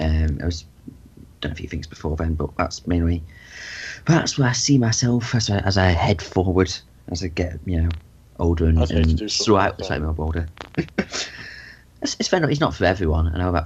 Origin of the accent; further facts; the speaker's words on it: East Midlands, United Kingdom; now in Lancashire, United Kingdom; I'm from Lancashire, in England. Up northwest, all over the place, actually. From Derbyshire, originally.